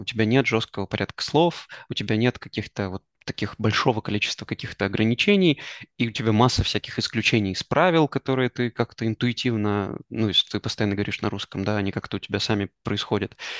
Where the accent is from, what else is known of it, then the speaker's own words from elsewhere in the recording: Kostroma, Kostroma Oblast, Russia; moved away; also born or lived in Israel; мы с тобой из Костромы